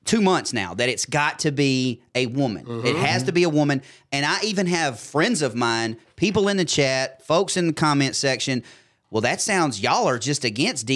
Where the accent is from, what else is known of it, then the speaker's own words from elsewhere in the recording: Caledonia, Mississippi, United States; we're both from the same town, and this is how I sound